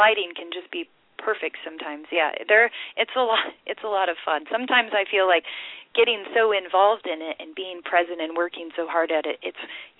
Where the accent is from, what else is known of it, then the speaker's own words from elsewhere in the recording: Iowa, United States; moved away; I grew up in Iowa